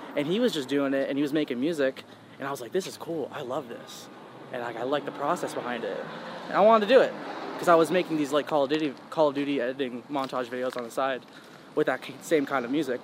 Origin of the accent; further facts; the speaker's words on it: Charlotte, North Carolina, United States; also born or lived in Queens, New York / Long Island, New York; I was raised like half of my childhood in Long Island, New York, and then half of it in Charlotte, North Carolina, which is where I still live now